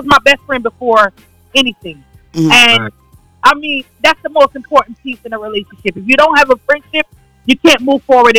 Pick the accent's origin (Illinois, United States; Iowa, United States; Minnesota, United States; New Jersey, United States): New Jersey, United States